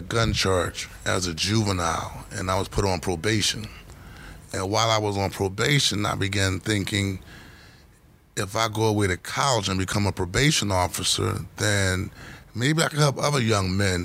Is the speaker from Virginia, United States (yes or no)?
no; Philadelphia, Pennsylvania, United States; growing up in Point Breeze, South Philadelphia, I was primarily raised by mother, stepfather, and my grandmother